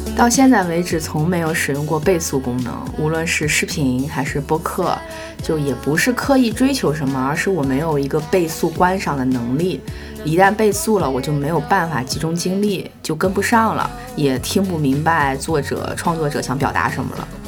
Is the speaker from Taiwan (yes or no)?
no; northern China, China; 身为北方人